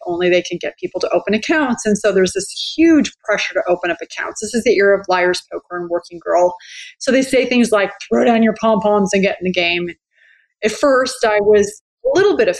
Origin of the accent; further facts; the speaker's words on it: San Jose, California, United States; moved away as an adult; also born or lived in New York; I grew up in California, pretty typical middle-class, white girl, middle-class background. Grew up in San Jose